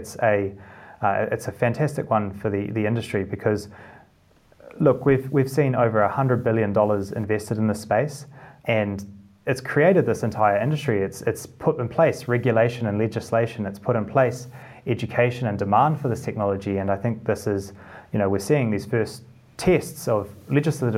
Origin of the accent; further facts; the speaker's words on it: Christchurch, Canterbury, New Zealand; moved away as an adult; also born or lived in Cambridge, United Kingdom; now in United Kingdom; in Christchurch in the South Island